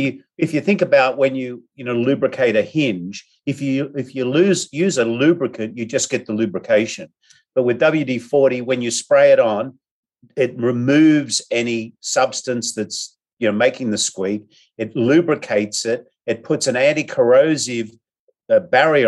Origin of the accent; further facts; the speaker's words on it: Australia; now in San Diego, United States; I'm an Aussie